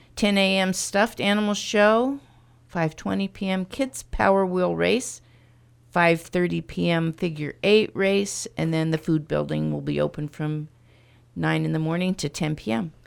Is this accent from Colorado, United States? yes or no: no; Stronghurst, Illinois, United States; I've lived in stronger stall my life